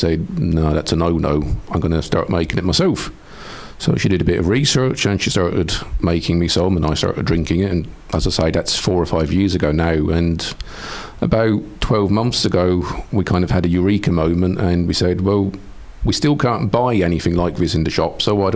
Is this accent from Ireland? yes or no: yes; Pallaskenry, Munster, Ireland; now in Kilmeedy, Ireland; I'm originally from Palaiskenry, so a bit more cosmopolitan